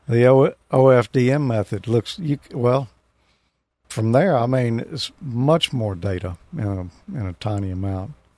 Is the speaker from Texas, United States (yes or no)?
no; Mississippi, United States; I'm from Mississippi.